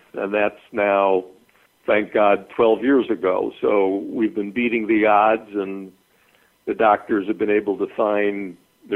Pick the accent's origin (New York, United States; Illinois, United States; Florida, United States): Illinois, United States; Chicago; moved away as an adult; also born or lived in Adare, Ireland; I grew up in Chicago